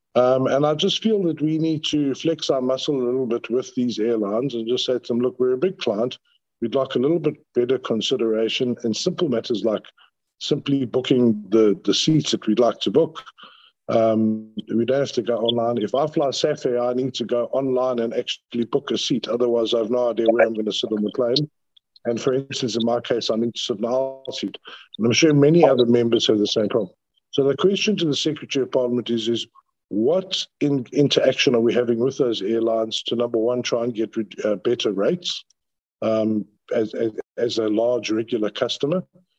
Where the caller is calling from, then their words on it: Cape Town, Western Cape, South Africa; Chairperson, I'm calling from Acacia Park, so you know what the signal is like here.